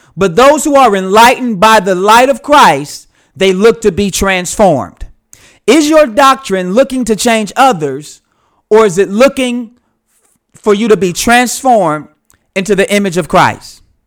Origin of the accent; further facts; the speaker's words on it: United States; I'm from the United States.